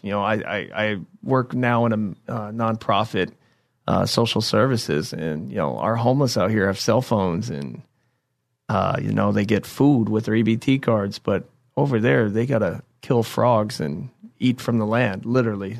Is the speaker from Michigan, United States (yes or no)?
no; Indiana, United States; I'm from the Lone State of Indiana